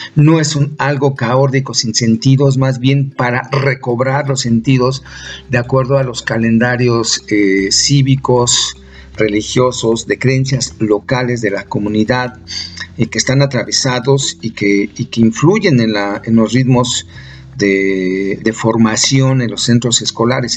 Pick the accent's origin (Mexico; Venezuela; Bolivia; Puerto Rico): Mexico; como mexicanas, mexicanos